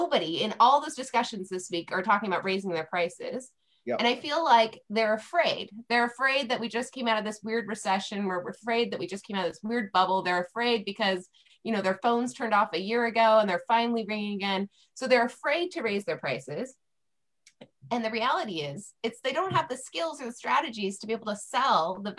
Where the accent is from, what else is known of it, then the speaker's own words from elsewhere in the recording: California, United States; I'm from California